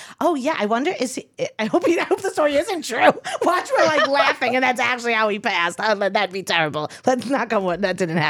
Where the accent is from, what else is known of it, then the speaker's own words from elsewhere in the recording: Long Island, New York, United States; I was Long Island